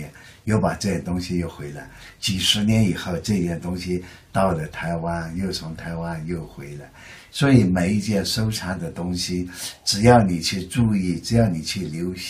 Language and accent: Chinese; Yunnan, China; 他听说我是云南来的